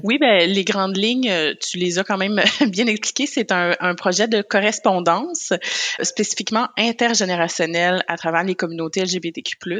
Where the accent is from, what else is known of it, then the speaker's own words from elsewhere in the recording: Côte-Nord, Quebec, Canada; je viens de la Côte-Nord aussi qui est pas loin du Saguenay